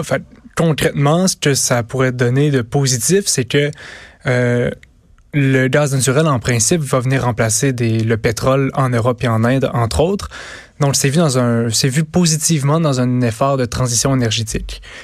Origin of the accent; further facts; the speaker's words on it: Val-d'Or, Quebec, Canada; je viens de, de, de Val d'Or moi-même